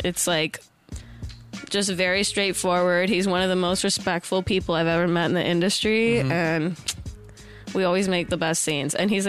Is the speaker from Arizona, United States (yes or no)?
no; Montana, United States; now in Los Angeles, United States; I'm from Montana